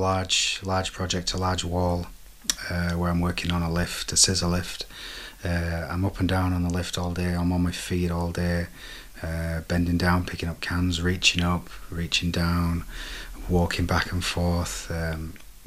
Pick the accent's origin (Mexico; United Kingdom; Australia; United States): United Kingdom; Sheffield, Yorkshire and the Humber; now in Porto, Portugal; I'm originally from Sheffield, but now I live in Porto in Portugal.